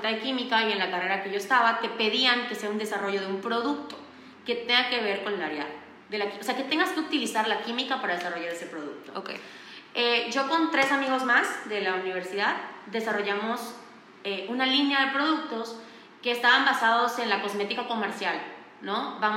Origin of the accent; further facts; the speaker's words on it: Valladolid, Yucatán, Mexico; now in Mérida, Mexico; Eh, yo nací y crecí en Valladolid, Yucatán. Y me mudé a Mérida a los 16 años para estudiar la prepa.